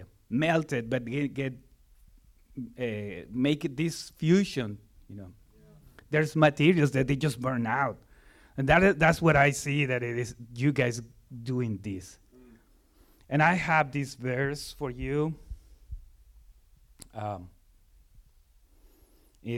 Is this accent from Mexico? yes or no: yes; Mexico City, Mexico; moved away; I'm from Mexico, Mexico City.